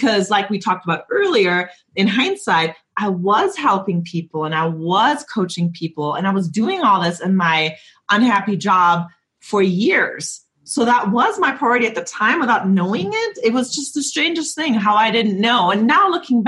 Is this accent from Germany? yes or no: yes; Germany; moved away; I'm from Germany and we didn't really talk about our feelings in Germany.